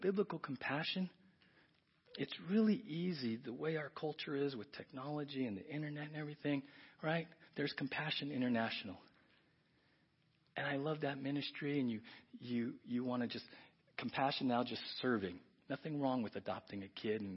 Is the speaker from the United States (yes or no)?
yes; San Diego, California, United States; moved away; I grew up in South San Diego